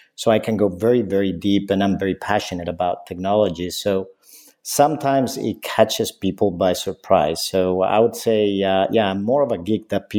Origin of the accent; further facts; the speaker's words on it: Spain; when I was growing up, I grew up in Spain.